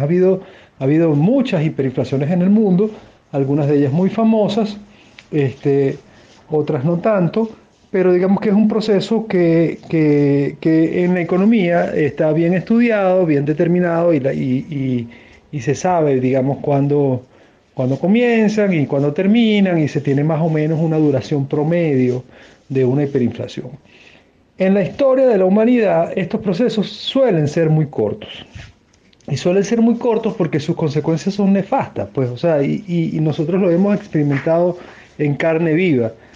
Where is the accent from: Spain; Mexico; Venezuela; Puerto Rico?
Venezuela